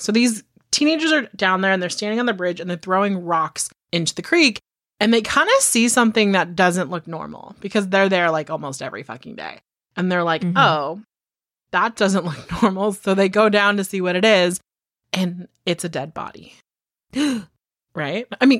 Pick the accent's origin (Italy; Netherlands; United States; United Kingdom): United Kingdom; Because apparently I'm British, but that's fine.